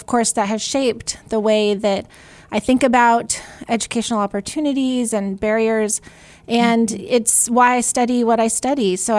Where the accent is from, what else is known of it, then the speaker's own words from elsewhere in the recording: California, United States; And I did transfer to UC Davis. I'm from California. So I did all of my education there.